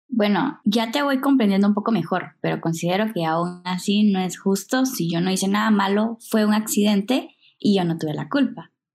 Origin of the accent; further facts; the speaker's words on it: Guatemala; nosotros como guatemaltecos